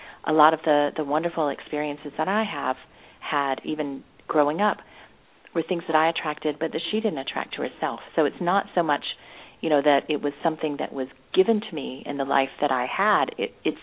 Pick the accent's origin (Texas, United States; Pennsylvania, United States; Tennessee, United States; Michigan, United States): Tennessee, United States; Nashville; I grew up in Nashville, Tennessee